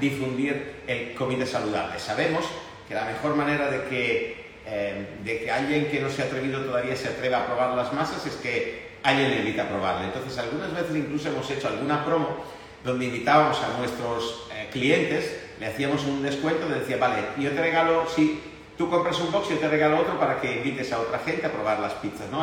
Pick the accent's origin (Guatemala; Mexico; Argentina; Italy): Italy; now in Spain; como italiano